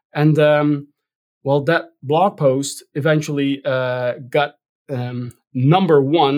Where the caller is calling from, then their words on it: Rotterdam, South Holland, Netherlands; also born or lived in New York; I'm calling in from Rotterdam, the Netherlands.